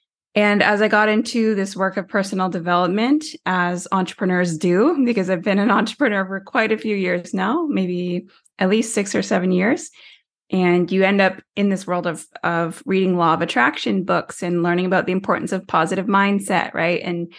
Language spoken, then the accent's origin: English; Tyendinaga Mohawk Territory, Ontario, Canada; I'm First Nations from Tyendinega Mohawk Territory, which is a small reservation in southern Ontario, Canada, or Turtle Island, as we like to call it.